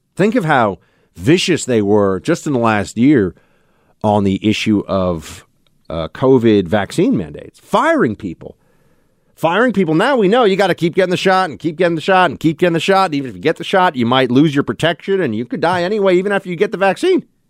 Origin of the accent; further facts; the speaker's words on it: United States; I'm an American citizen, born here, raised here, lived here my whole life